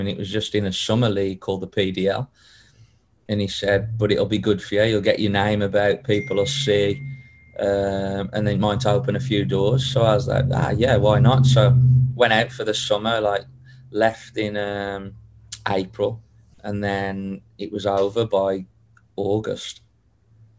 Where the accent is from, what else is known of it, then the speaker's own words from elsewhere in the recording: Wolverhampton, West Midlands, United Kingdom; also born or lived in Denmark; now in Sacramento, United States; I'm from Wolverhampton, up in the West Midlands, and I was pretty much just born into football